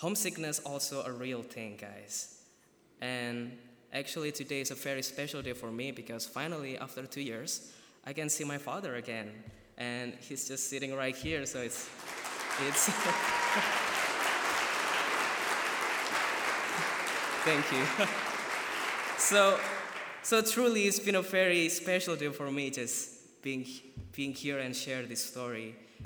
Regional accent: Surakarta, Central Java, Indonesia; moved away as an adult; now in Goshen, United States; I'm from Surakarta, Indonesia

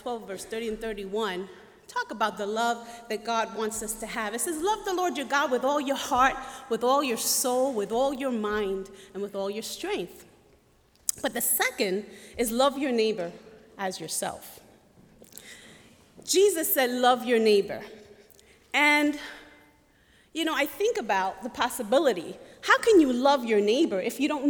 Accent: New York, United States; moved away as an adult; now in Goshen, United States; I am from Brooklyn, New York, raised in Puerto Rican culture

